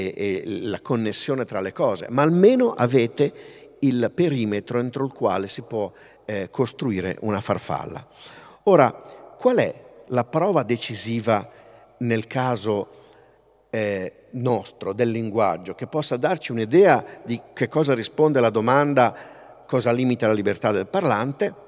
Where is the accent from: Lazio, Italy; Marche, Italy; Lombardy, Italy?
Lombardy, Italy; Pavia; io sono di Pavia